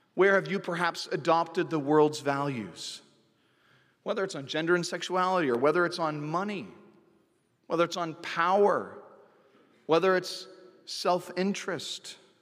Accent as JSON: {"language": "English", "town": "Santa Cruz", "region": "California", "country": "United States", "tie": "born or raised there", "said": "my hometown of Santa Cruz, California"}